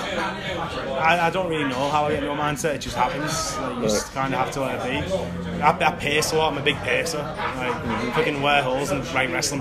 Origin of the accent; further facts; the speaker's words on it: Hartlepool, North East England, United Kingdom; I'm originally from Hartlepool